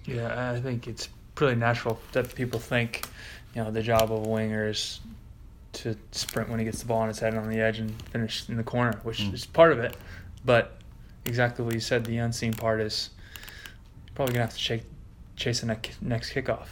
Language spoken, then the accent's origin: English; United States; moved away; I'm an American rugby player